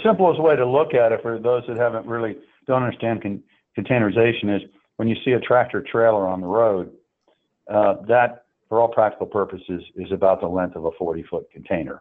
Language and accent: English; Oak Ridge, Tennessee, United States; I grew up in Oak Ridge, Tennessee